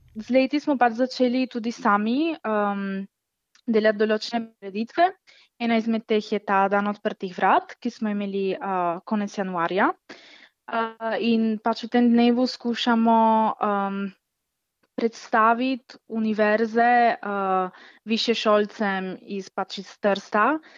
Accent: Italy; smo mi iz Italije

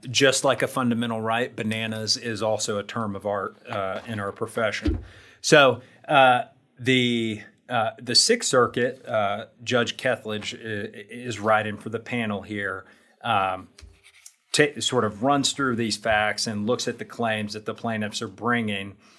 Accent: Indiana, United States; I am from Indiana

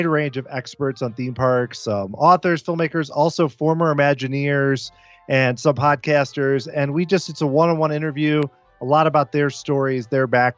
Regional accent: St. Louis, Missouri, United States; I'm from St. Louis. I live here now, grew up here

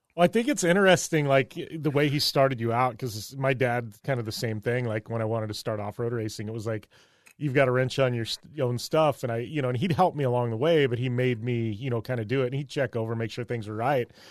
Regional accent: Parker, Arizona, United States; growing up in Parker, I've been around jet skis my entire life

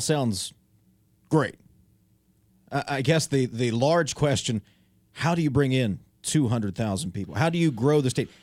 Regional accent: Pleasants County, West Virginia, United States; Pleasance Power Station down in my hometown

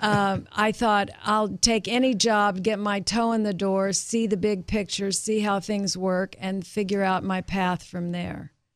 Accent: Tulsa, Oklahoma, United States; moved away; I was from Tulsa, Oklahoma.

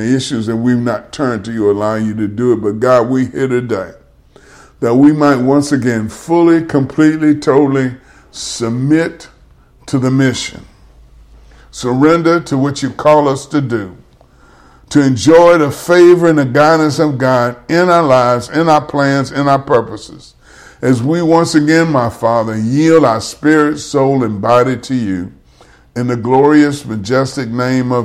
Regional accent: Baton Rouge, Louisiana, United States; now in Monroe, United States; that's my hometown.

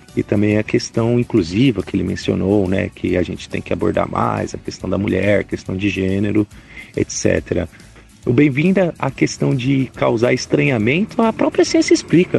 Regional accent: São Paulo, Brazil; also born or lived in family from southern Brazil; now in interior of São Paulo state, Brazil; eu nasci em São Paulo, sou do Butantã, estou erradicado

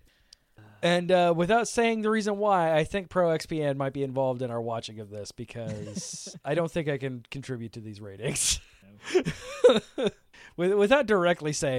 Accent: Tampa, Florida, United States; I'm from Tampa Bay, Florida

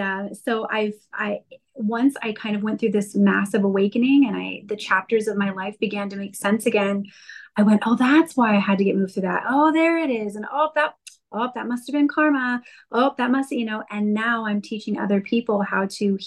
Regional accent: Colorado, United States; now in California, United States; I'm over in California right now, but I'm a Colorado girl

